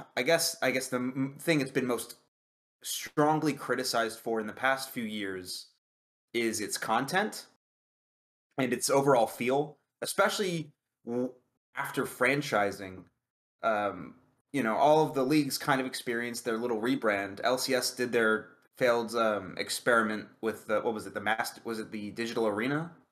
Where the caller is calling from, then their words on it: Dallas, Texas, United States; I am calling from Dallas, Texas.